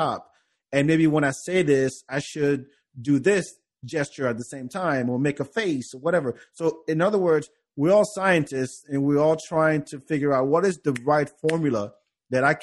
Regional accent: France; moved away; I grew up in France

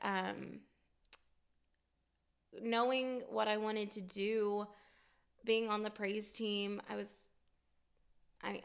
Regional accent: Fort Worth, Texas, United States; We lived in the Metroplex, Fort Worth, Dallas area, and I don't ever remember a time that we did not go to church

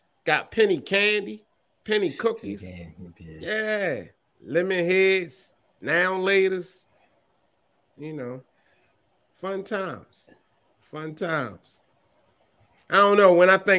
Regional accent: Baltimore, Maryland, United States; I love growing up in Baltimore, man. You know, for all that don't know, I'm from East Baltimore.

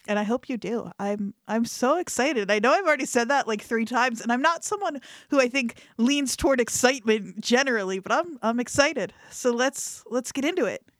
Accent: Camden County and Burlington County, New Jersey, United States; I grew up in Camden County and Burlington County

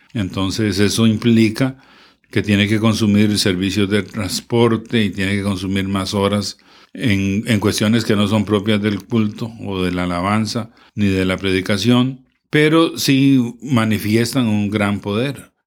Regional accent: Moravia, San José, Costa Rica; nosotros somos de Moravia

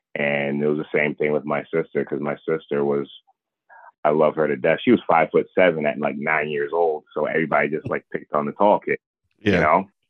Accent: Providence, Rhode Island, United States; I'm from well from Providence, Rhode Island

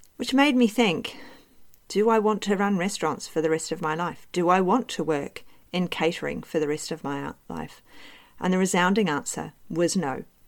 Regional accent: New Zealand; moved away as an adult; also born or lived in United Kingdom / Cardiff / Bristol / London; now in Australia; I was born in New Zealand and I grew up there

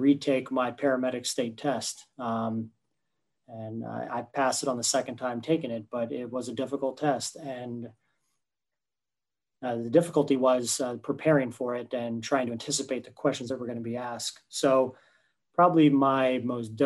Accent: Winter Park, Florida, United States; I grew up in the Winter Park, Winter Springs area, just outside of Oviedo.

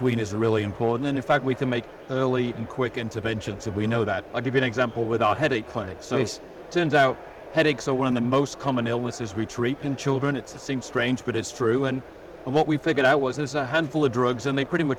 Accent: England, United Kingdom; moved away as an adult; now in United States; I come from England originally. Yeah. Spent about 20 years there and then the rest of the time in the States.

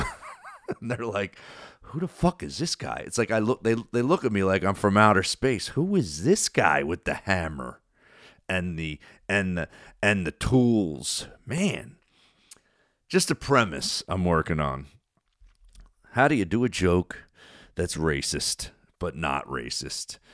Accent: New Jersey, United States; that I grew up with in South Jersey.

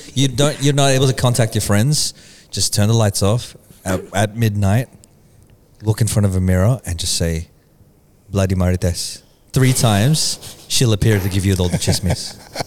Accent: Australia; growing up, cause we grew up here in Australia.

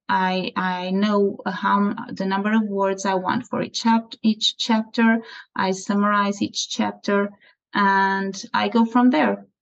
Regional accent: Portugal; also born or lived in Aveiro, Portugal; I'm from Portugal. I live in Aveiro, is a small city south of Porto

